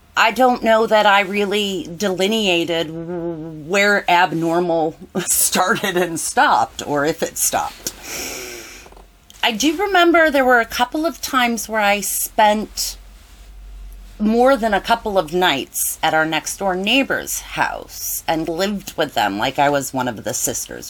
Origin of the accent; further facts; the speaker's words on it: Cleveland, Ohio, United States; also born or lived in Ithaca, New York; I grew up in Cleveland, Ohio